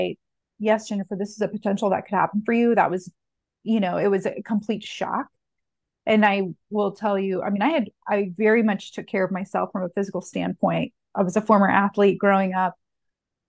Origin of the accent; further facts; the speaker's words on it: Indianapolis, Indiana, United States; I'm born and raised in Indianapolis